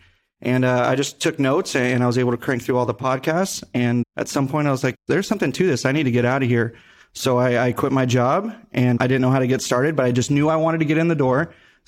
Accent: Henderson, Nevada, United States; born and raised in Vegas, more specifically Henderson, go Gators.

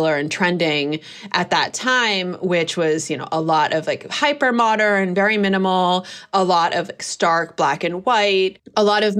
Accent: Berkeley, California, United States; I grew up in Berkeley, California

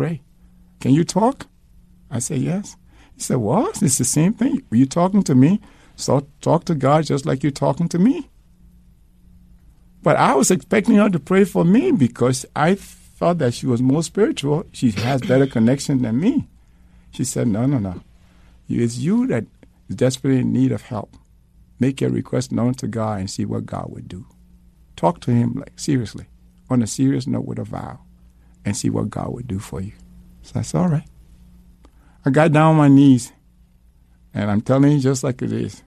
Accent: Liberia; moved away; I'm from Liberia.

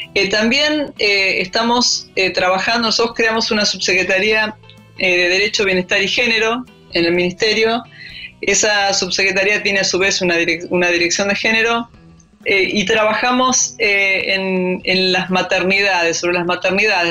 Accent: Argentina; como soy antropóloga y, argentina

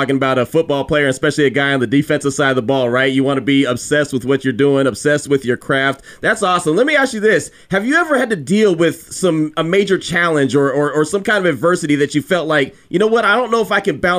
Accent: California, United States; now in Texas, United States; I'm originally from California, and so when I got here to Texas and I started working with ESPN and started covering high school football

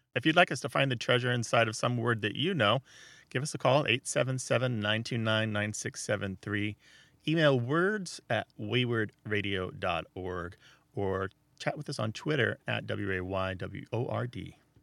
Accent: Missouri, United States; I'm from Missouri, and as far as I know, nobody uses Gaffel

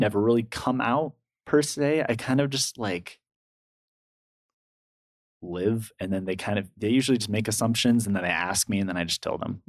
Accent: California, United States; I've had exposure to that because I'm from California.

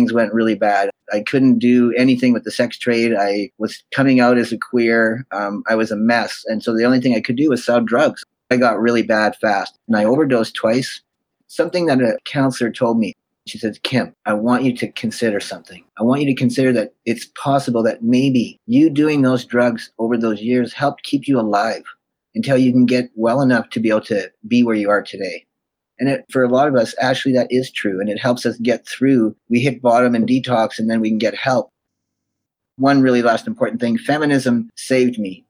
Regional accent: Winnipeg, Manitoba, Canada; moved away; I was born in Winnipeg, Manitoba.

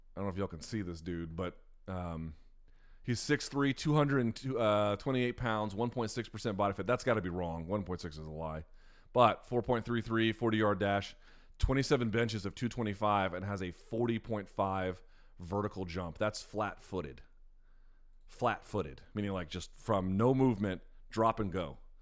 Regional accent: Washington, District of Columbia, United States; born or raised there

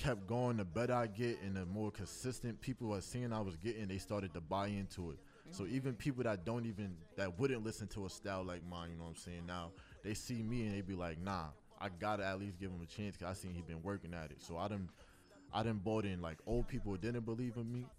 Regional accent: New York City, New York, United States; growing up in Brooklyn

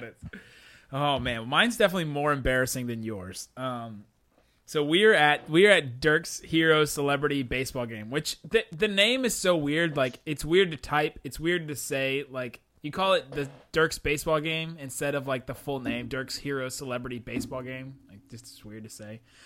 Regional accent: Cincinnati, Ohio, United States; now in Dallas, United States; I went to a lot of Reds games growing up because I grew up in Cincinnati

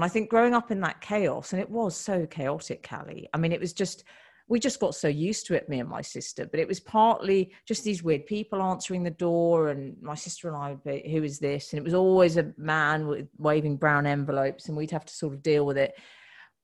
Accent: United Kingdom; we're British women

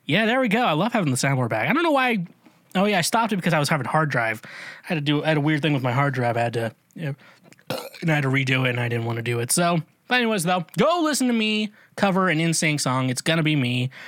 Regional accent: Midwest, United States; I grew up in the Midwest

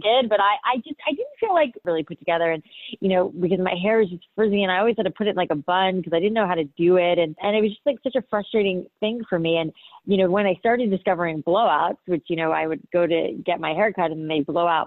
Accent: Boca Raton, Florida, United States; I grew up in Boca Raton, Florida, and, you know, when I moved to Boca, I was in like middle school

